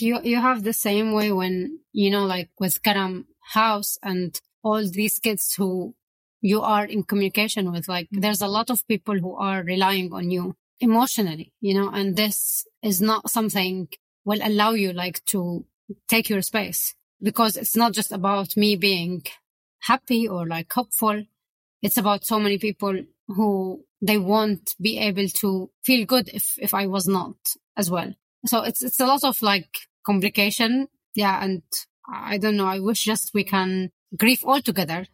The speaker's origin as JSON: {"language": "English", "town": "Aleppo", "region": "Aleppo Governorate", "country": "Syria", "tie": "born or raised there", "moved": "as an adult", "lives_now": "London, United Kingdom", "said": "It's Aleppo, the city who I left behind. It's my hometown with my family where we can't be there anymore"}